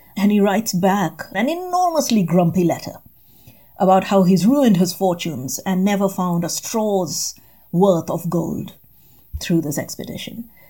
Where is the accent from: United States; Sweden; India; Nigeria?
India; moved away as an adult; also born or lived in England; as an Indian undergraduate coming to England